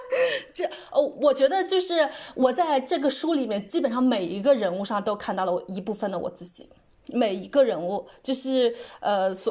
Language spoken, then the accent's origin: Chinese; China; 我觉得就是全世界的人类，尤其东亚人，尤其我们中国人，尤其需要看一下这一本书。